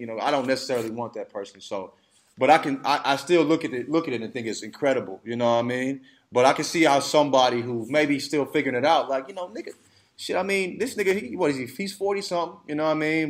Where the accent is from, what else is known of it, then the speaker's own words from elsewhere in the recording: Alabama, United States; I grew up in Alabama